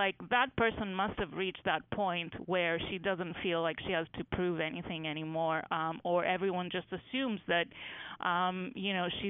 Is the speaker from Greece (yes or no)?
yes; Greece; moved away as an adult; now in United States; when I was growing up in Greece